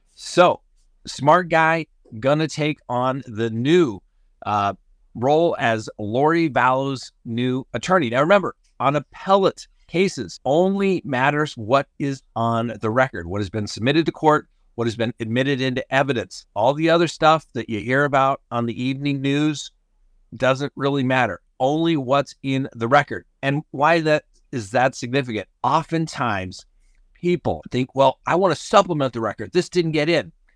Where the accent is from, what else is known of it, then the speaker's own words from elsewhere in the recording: Colorado, United States; I'm from Colorado